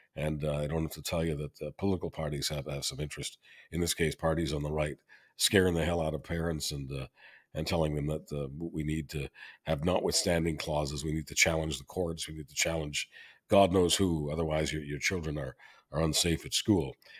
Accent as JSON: {"language": "English", "country": "Canada", "said": "I'm always being Canadian"}